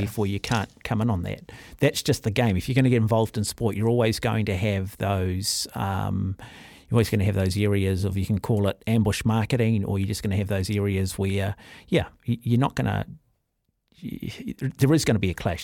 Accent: New Zealand; Being a New Zealander

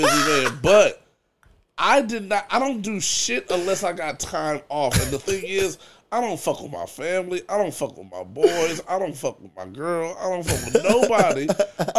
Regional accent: Compton, California, United States; Born and raised in Compton.

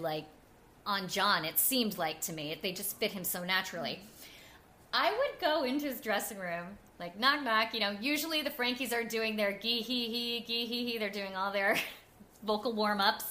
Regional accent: New Jersey, United States; also born or lived in Staten Island; I grew up in North Jersey

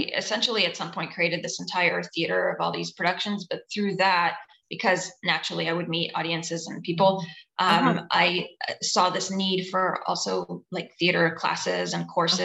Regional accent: Atlanta, Georgia, United States; accent: Southern; I grew up in Atlanta, so I'm able to draw that Southern accent sometimes when I need it

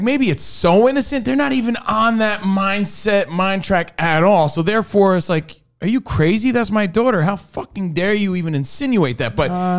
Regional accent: United States; I'm also American.

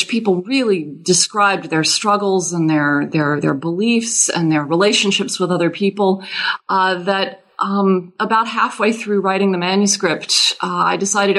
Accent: Louisiana, United States; moved away as an adult; now in South Carolina, United States; I am originally from Louisiana, and that has everything to do with my having become a French historian. I learned French as a child in Louisiana. I'm not from a Cajun French-speaking family

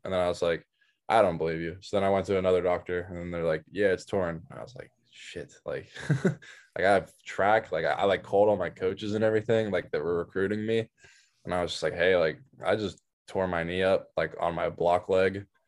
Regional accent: outside Pittsburgh, Pennsylvania, United States; I was raised outside Pittsburgh

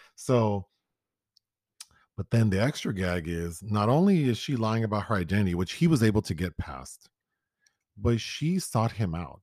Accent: Los Angeles, California, United States; I grew up in South Central Los Angeles

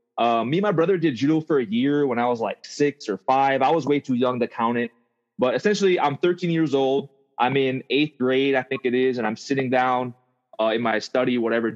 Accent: Pearl City, Hawaii, United States; moved away as an adult; also born or lived in Bay Area; now in Portland, United States; I'm from Pearl City, Oahu, Hawaii. It's a small town.

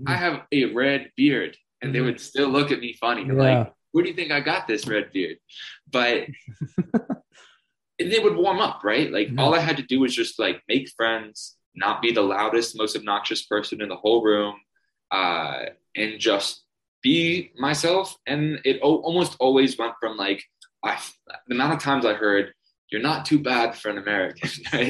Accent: Toronto, Ontario, Canada; if they asked, I said, I'm from Toronto. I realized that I said Toronto originally. If you're from Toronto, you never pronounce the second T.

